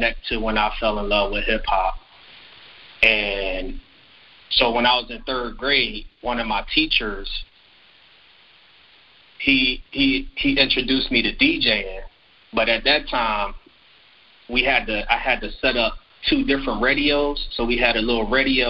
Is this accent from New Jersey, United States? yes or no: no; Philadelphia, Pennsylvania, United States; moved away as an adult; also born or lived in Wisconsin; now in Austin, United States; I was born and raised in Philadelphia, and growing up in Philadelphia